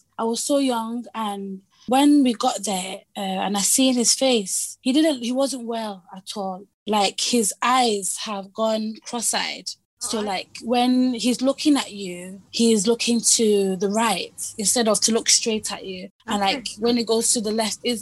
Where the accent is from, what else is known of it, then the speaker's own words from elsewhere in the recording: England, United Kingdom; also born or lived in Hong Kong / Manchester; I kind of mainly grew up, most of my memory is based in Britain here, in England here